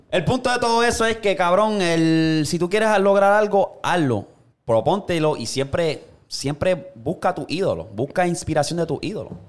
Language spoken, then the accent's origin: Spanish; Puerto Rico; yo soy de Puerto Rico